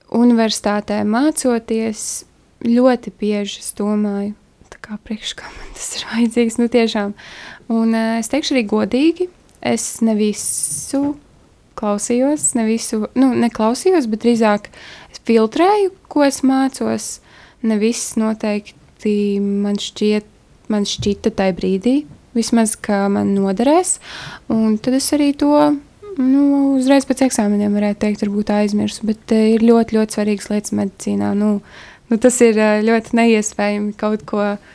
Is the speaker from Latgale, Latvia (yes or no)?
no; Kuldīga, Kurzeme, Latvia; moved away as an adult; now in Riga, Latvia; es nāku no Kuldīgas, mazas pilsētas, un tad es iebraucu Rīgā